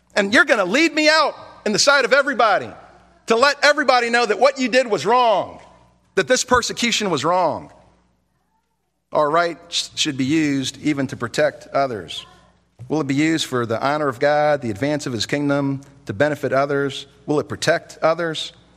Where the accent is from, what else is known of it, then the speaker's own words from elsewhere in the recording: United States; as an American citizen